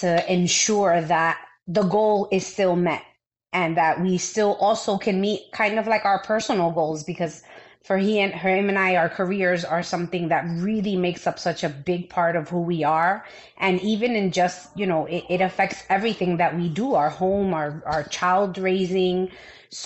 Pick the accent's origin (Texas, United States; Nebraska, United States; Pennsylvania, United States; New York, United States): New York, United States; New York City; being a New Yorker all my life